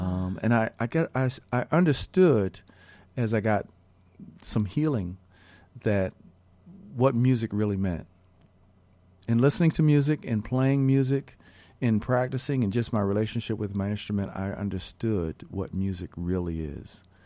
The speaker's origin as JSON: {"language": "English", "town": "Philadelphia", "region": "Pennsylvania", "country": "United States", "tie": "born or raised there", "said": "some of the earliest jazz records that I heard growing up in Philadelphia"}